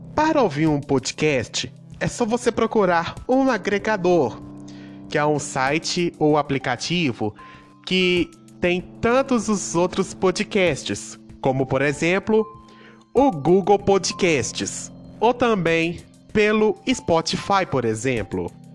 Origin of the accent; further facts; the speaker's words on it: Itabira, Minas Gerais, Brazil; sou natural da cidade de Itabira, Minas Gerais